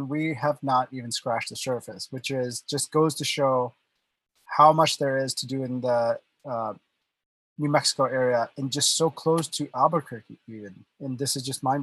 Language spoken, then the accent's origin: English; India; moved away; I was born and raised in India